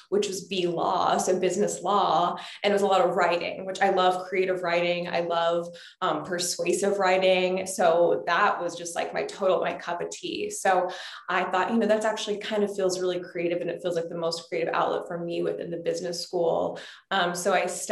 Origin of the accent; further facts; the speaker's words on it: Texas, United States; also born or lived in Louisiana; I am from the South. I'm from Texas and also Louisiana.